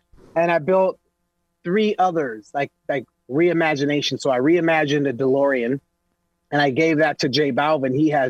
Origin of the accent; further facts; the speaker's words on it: Los Angeles, California, United States; I'm from East L.A., bro. I was one of the only black families in an all-Mexican neighborhood.